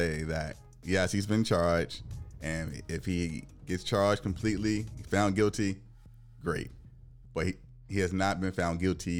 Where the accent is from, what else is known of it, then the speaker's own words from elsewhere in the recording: Virginia, United States; my home state of Virginia.